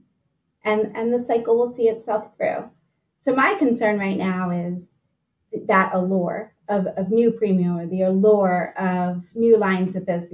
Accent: Philadelphia, Pennsylvania, United States; As a Philadelphian

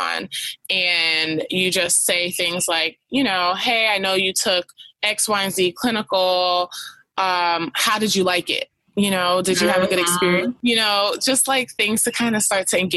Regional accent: New York, United States; I'm from New York, where people don't really talk to each other when you don't know someone

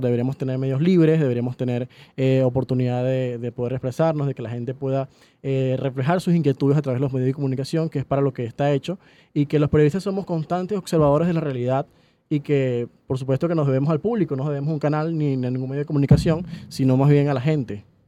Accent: Falcón, Venezuela; moved away as an adult; also born or lived in Maracaibo, Venezuela; now in Caracas, Venezuela; yo desde Falcón, porque soy de Falcón, mm, estudié en Maracaibo cuatro años, nos vinimos a Caracas

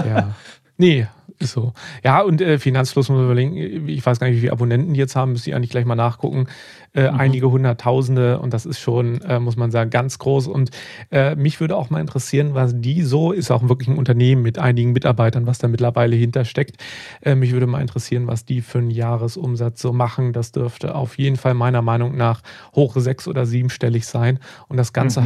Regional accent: Germany; Bei uns in Deutschland

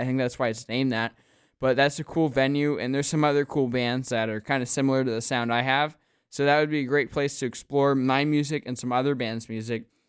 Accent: Wyomissing, Pennsylvania, United States; I'm kinda from the Philly area

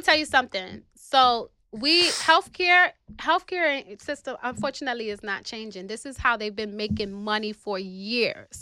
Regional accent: New York City, New York, United States; I'm from the South Bronx, New York City.

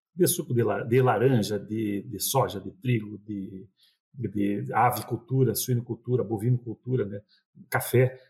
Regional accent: Passo Fundo region, northwest Rio Grande do Sul, Brazil; a gente é do interior do Rio Grande do Sul, no, noroeste do Rio Grande do Sul. E ali na região de Passo Fundo

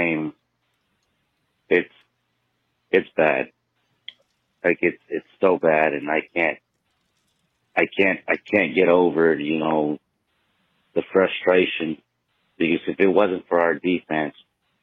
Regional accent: South Carolina, United States; I'm from South Carolina

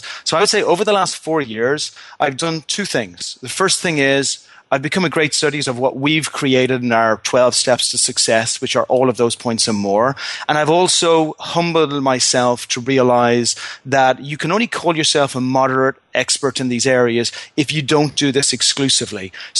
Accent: Ireland; Now, As an Irishman, if me or any of my friends were going into a fist fight with a 99% chance of losing, we probably, even us, with our optimism, probably would walk away from that fight.

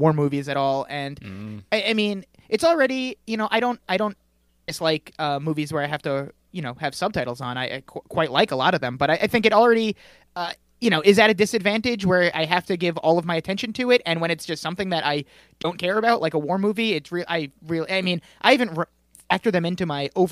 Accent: Lindenhurst, New York, United States; I am from Lindenhurst

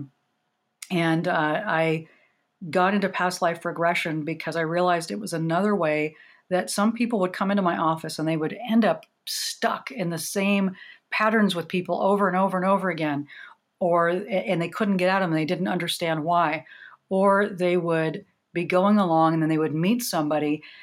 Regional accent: Oregon, United States; I grew up in Oregon, came out in the 80s when, you know, I was the only lesbian at my high school

